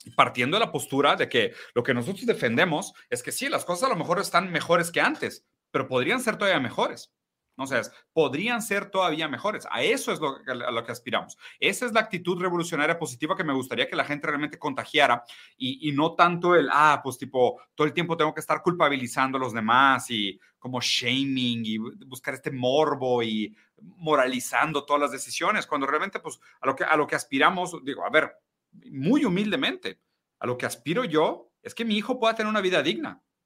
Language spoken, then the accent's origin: Spanish; Brazil; moved away; also born or lived in Mexico City; yo siendo brasileño